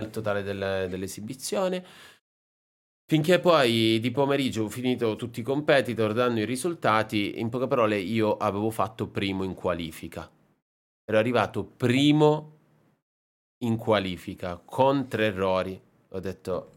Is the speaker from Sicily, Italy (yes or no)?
yes; Sicily, Italy; moved away; also born or lived in Japan; la Sicilia, un po' la mia terra